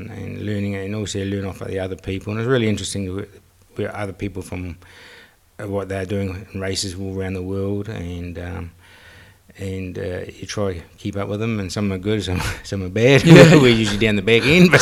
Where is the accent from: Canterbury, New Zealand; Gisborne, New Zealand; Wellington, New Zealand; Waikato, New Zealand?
Canterbury, New Zealand; Christchurch; I'm from Christchurch, New Zealand.